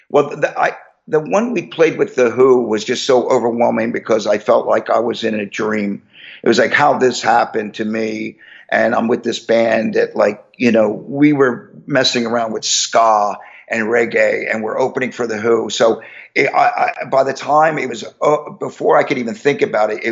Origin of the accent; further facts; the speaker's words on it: Levittown, Pennsylvania, United States; also born or lived in Los Angeles / Philadelphia; I grew up in Levittown